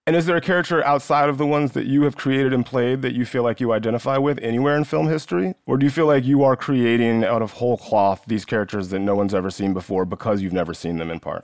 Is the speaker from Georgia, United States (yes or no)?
yes; West Central Georgia, United States; I grew up in West Central Georgia.